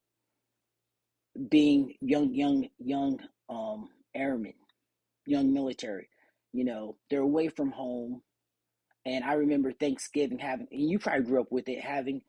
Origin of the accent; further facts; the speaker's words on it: California, United States; growing up in California